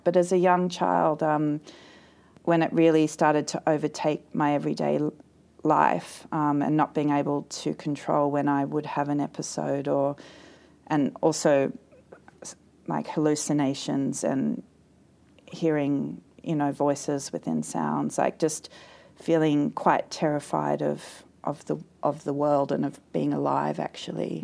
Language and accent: English; East Kurrajong, New South Wales, Australia; born or raised there; also born or lived in Sydney / Castle Hill